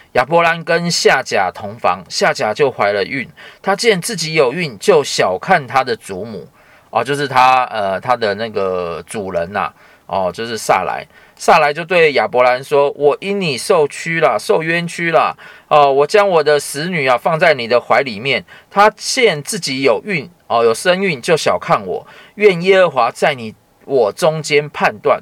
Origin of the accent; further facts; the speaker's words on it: Taiwan; 像我们台湾人很喜欢拜拜